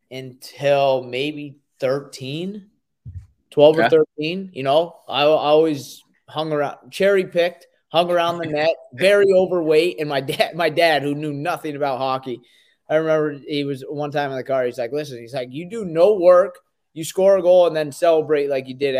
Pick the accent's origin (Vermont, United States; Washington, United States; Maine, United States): Vermont, United States; I grew up in Vermont.